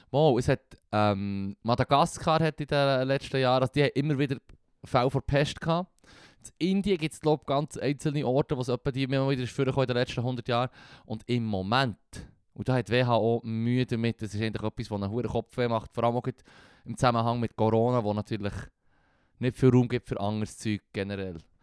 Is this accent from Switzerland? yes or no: yes; Switzerland; wir als Schweizer